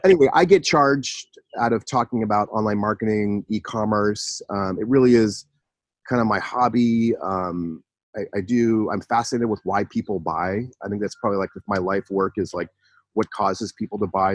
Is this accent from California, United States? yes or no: yes; San Francisco Bay Area, California, United States; also born or lived in Los Angeles; I I grew up in the San Francisco Bay Area